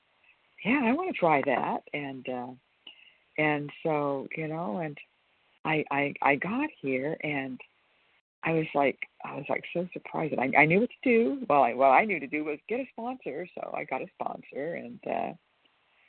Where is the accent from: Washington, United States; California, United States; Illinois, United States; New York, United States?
California, United States; I'm from California